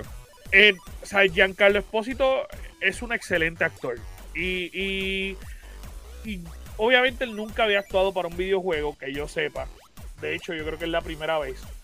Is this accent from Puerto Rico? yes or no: yes; Puerto Rico